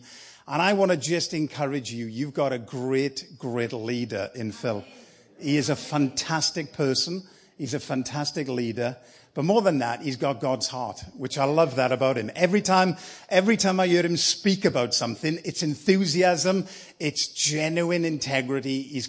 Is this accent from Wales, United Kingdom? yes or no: yes; Wales, United Kingdom